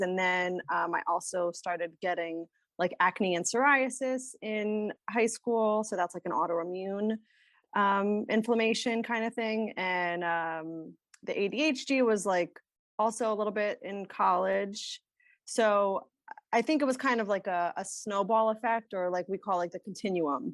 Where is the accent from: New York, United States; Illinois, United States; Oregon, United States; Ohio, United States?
New York, United States; Rockland County; I grew up in kind of upstate New York, Rockland County, um, near New Jersey